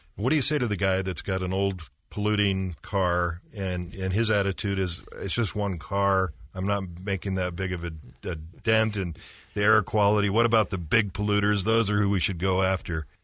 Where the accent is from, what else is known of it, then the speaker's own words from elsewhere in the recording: Utah, United States; I grew up in Utah County, and so my whole life, driving around the point of the mountain